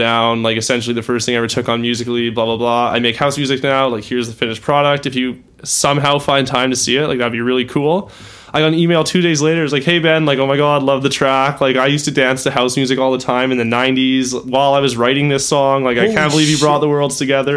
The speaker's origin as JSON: {"language": "English", "town": "Calgary", "region": "Alberta", "country": "Canada", "tie": "born or raised there", "also_born_or_lived": "Ottawa", "moved": "as an adult", "said": "So I was born in Ottawa. I didn't live there for very long. I moved to Calgary probably when I was a year old. Did all my schooling there up until I was 18."}